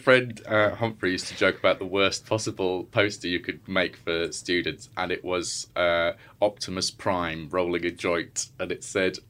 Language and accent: English; York, Yorkshire and the Humber, United Kingdom; also born or lived in Edinburgh; I'm from York.